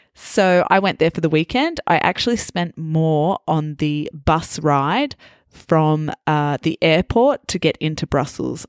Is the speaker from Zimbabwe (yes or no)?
no; Australia; also born or lived in Italy; for Australians, uh, we're called Aussies